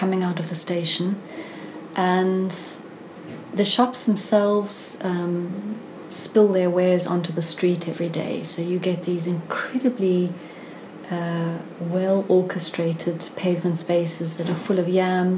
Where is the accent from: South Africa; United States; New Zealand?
South Africa; moved away as an adult; now in London, United Kingdom; I grew up in South Africa in the heart of the apartheid